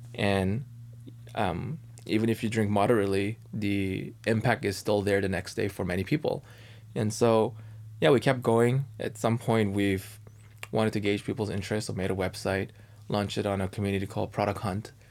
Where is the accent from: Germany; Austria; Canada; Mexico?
Canada; now in United States; I'm Canadian